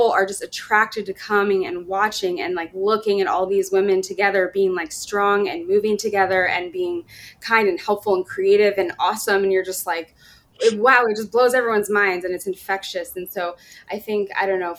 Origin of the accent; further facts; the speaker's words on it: Sacramento, California, United States; moved away as an adult; also born or lived in Washington, D.C.; I'm from Sacramento, it's my hometown